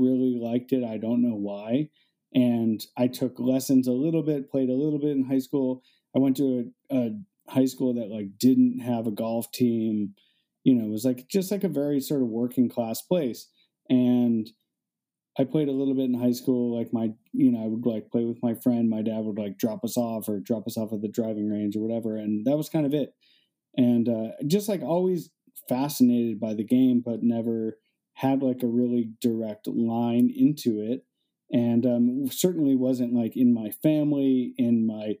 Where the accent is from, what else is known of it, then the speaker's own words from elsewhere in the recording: Cleveland, Ohio, United States; I grew up next to a golf course and I grew up in Cleveland, Ohio on the east side in a suburb